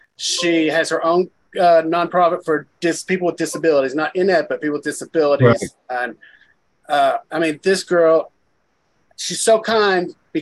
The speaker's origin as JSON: {"language": "English", "region": "Kentucky", "country": "United States", "tie": "born or raised there", "said": "here in my hometown"}